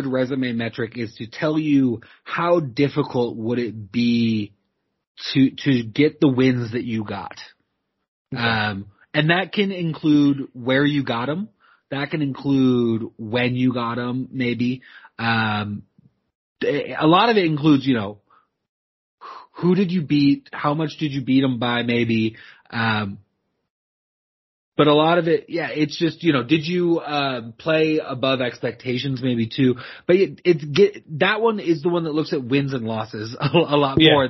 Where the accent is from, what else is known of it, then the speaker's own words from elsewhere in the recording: Oregon, United States; my hometown team, Oregon State